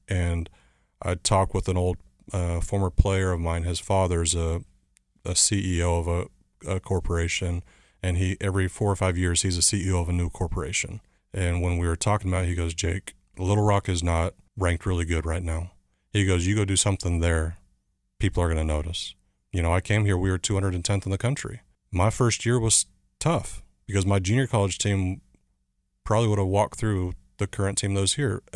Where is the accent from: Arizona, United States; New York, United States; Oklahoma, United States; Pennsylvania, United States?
Arizona, United States; Chandler; moved away; also born or lived in Southern California; I grew up in a small town, Chandler, Arizona, just outside Phoenix.